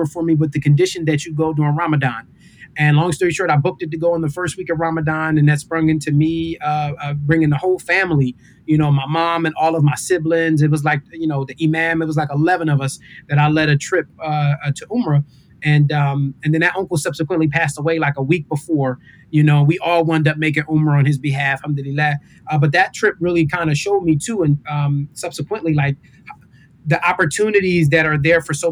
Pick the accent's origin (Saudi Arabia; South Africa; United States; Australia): United States; Philadelphia, Pennsylvania; growing up in Philadelphia, this was like the place kind of outside of our two Eids where the Muslims would kind of come together